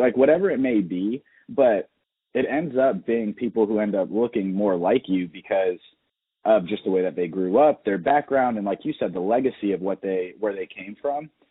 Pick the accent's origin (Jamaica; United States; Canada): United States; Atlanta, Georgia; born or raised there